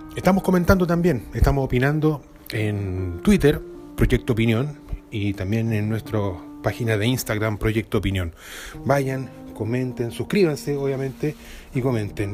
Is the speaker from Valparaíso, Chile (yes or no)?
yes; Valparaíso / Viña del Mar, Chile; como porteño, como viñamarino